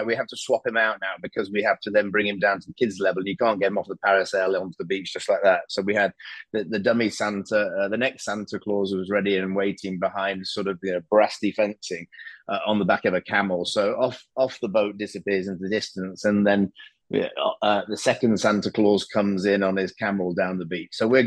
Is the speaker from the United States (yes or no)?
no; United Kingdom; now in Dubai, United Arab Emirates; I'm British